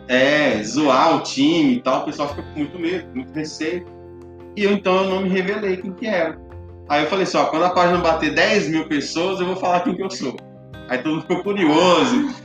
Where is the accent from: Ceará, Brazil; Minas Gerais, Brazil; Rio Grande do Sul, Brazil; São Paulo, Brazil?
Minas Gerais, Brazil; Nova Lima; sou natural aqui de Nova Lima, moro no bairro Nova Suíça